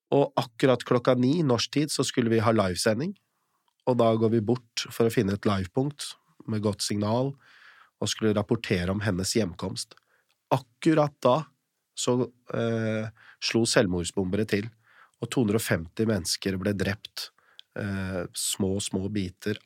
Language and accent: Norwegian; Eastern Norway, Norway; jeg er født og oppvokst på Østlandet